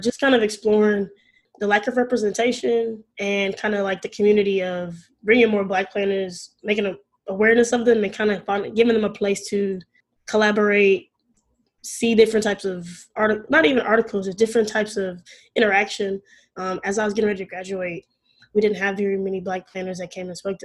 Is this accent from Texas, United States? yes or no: yes; Arlington, Texas, United States; I'm from Arlington, Texas, which is in the Dallas-Fort Worth Metroplex, North Texas area.